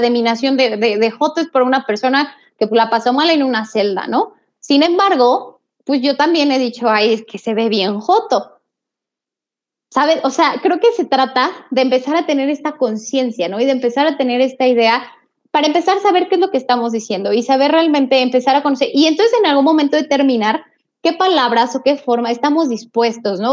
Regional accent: Mexico; los mexicanos nos nos ofendemos a nosotros mismos

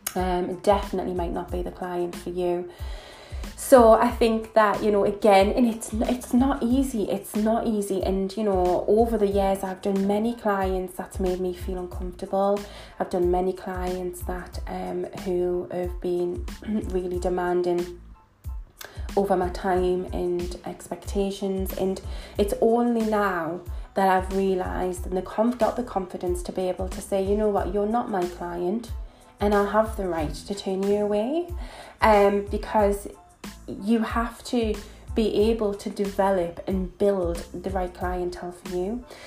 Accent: Newcastle upon Tyne, North East England, United Kingdom; accent: northern; I am from Newcastle. As you can probably tell from my accent, I am a northern girl, proud to be

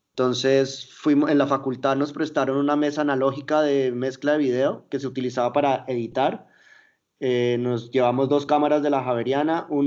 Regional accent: Mexico City, Mexico; yo viví mi, mi adolescencia en Ciudad de México

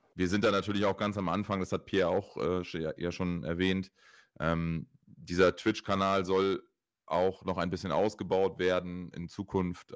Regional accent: Oldenburg, Lower Saxony, Germany; ich komme aus Oldenburg

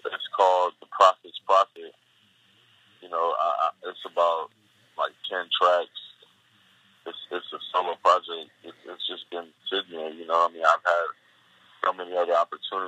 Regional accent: Compton, California, United States; I'm from Compton

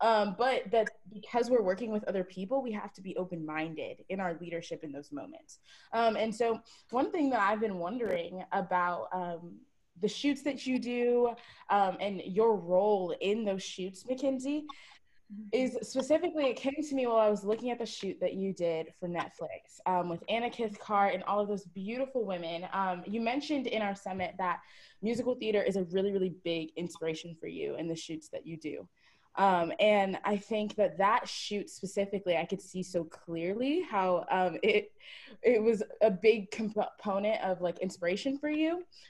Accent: Jamaica; I know I've been fearful of being too Jamaican in too many spaces and being too this or too that.

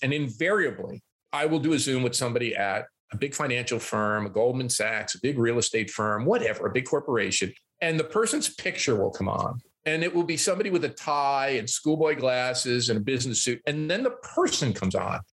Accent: New Jersey, United States; moved away as an adult; also born or lived in Newark, New Jersey / Pittsburgh; now in Toronto, Canada; I grew up in New Jersey and I lived in New Jersey for 21 years.

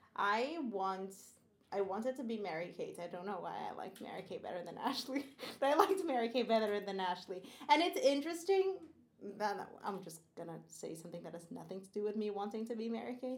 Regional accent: Brazil; I grew up in Brazil, but I didn't grow up in like the desert.

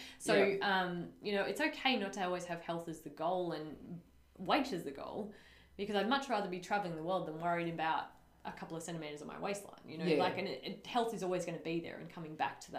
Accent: Taree, New South Wales, Australia; I'm from Taree, so classy

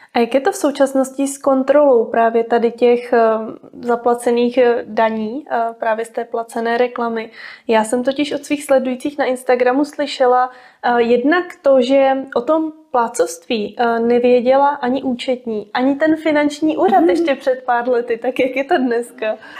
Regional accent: Jihlava, Vysočina Region, Czechia; sama pocházím z Jihlavy

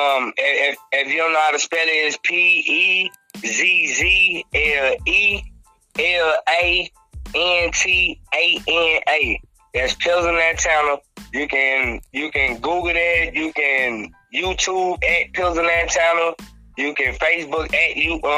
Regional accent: Greenville, Mississippi, United States; also born or lived in Jackson, Mississippi; I was born in Jackson. And I was raised in Greenville, Mississippi.

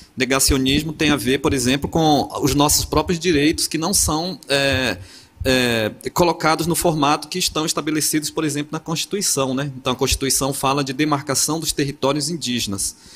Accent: Amazon, Brazil; now in Porto Seguro, Brazil; Eu, eu, sou da Amazônia, moro em Porto Seguro, mas sou originário ali daquele lugar

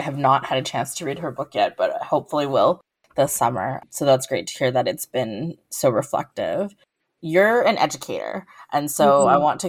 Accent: South Africa; now in Canada; For me, I'm also South African

